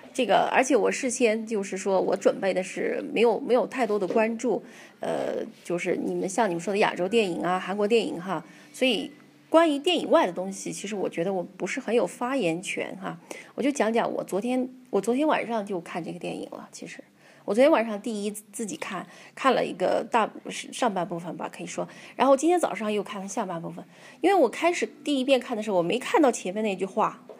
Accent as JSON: {"language": "Chinese", "region": "Yunnan", "country": "China", "said": "就像我们云南人都爱吃辣椒"}